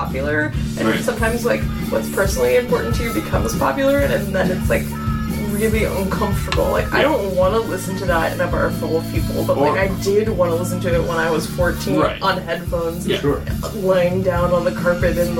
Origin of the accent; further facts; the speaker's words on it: Pacific Northwest, United States; I grew up in the Pacific Northwest